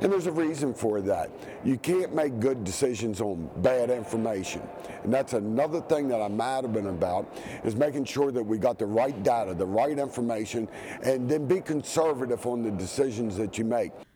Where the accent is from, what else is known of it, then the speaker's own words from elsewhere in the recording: Eastern Panhandle, West Virginia, United States; I'm from the Eastern Panhandle